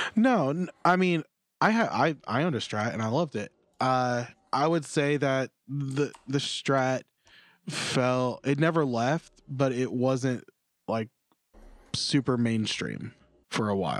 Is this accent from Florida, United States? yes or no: yes; Florida, United States; I'm from Florida